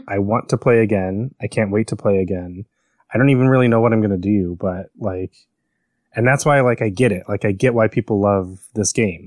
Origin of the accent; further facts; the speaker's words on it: Chicago, Illinois, United States; moved away; I grew up in Chicago